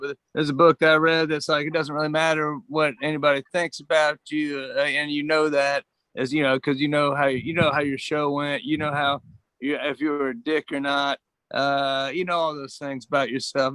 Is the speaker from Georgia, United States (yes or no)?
yes; Georgia, United States; moved away; also born or lived in Austin, Texas; I'm from Georgia